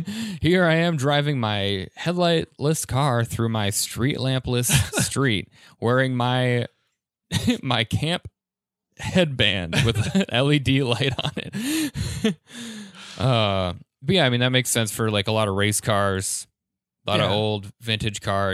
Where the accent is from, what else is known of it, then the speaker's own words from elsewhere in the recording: Arvada, Colorado, United States; There's my hometown of Arvada has a very large like car culture